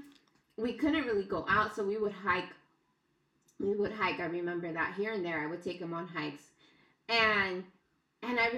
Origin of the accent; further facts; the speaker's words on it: Los Angeles, California, United States; I was born here